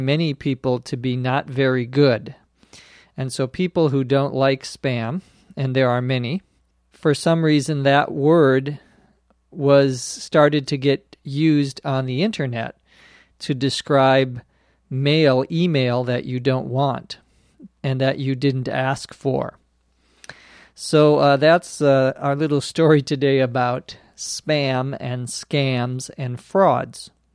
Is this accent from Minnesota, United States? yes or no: yes; Minnesota, United States; now in Los Angeles, United States; my home state of Minnesota